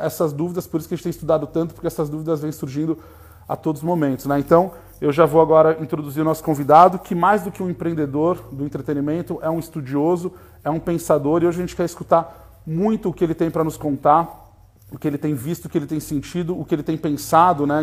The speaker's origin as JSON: {"language": "Portuguese", "country": "Brazil", "said": "somos brasileiros"}